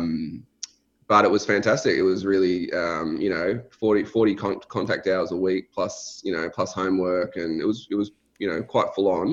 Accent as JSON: {"language": "English", "town": "Melbourne", "region": "Victoria", "country": "Australia", "tie": "born or raised there", "said": "I grew up in Melbourne. So I've always lived in Melbourne, Australia."}